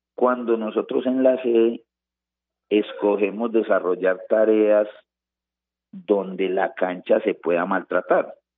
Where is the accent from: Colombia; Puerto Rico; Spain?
Colombia; now in Manizales, Colombia; cómo somos los colombianos